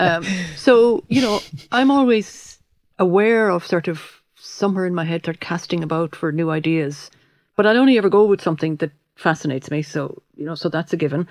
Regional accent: Limerick, Munster, Ireland; I'm from Limerick City, and my father was from Clare

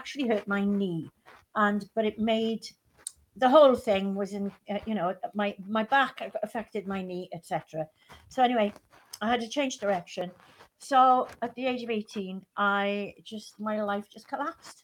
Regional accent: West Wales, United Kingdom; also born or lived in Belgium; I grew up in West Wales

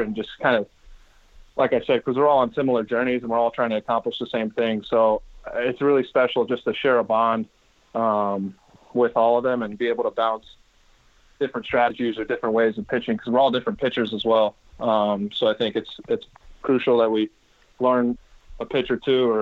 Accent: Bay Area, California, United States; Growing up in the Bay Area, obviously, as a Giants fan

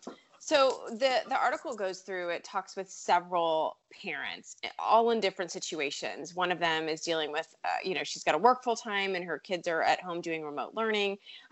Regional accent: Richmond, Virginia, United States; Hey, that's my hometown.

